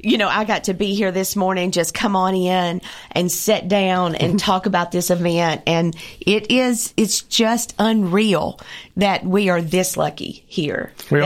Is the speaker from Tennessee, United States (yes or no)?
yes; Columbia, Tennessee, United States; I love Murray County, Columbia. It is my hometown